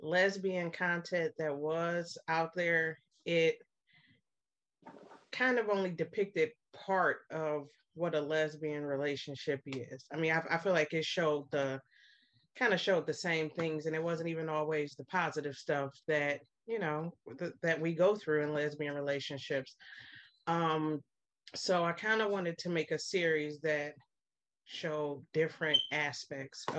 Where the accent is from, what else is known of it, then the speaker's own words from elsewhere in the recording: Cleveland, Ohio, United States; I am from Cleveland. I've been here all my life